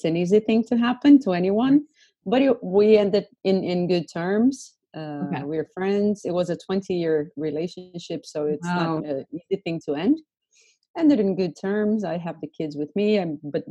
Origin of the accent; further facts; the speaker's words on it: Brazil; now in Istanbul, Turkey; I am from Brazil.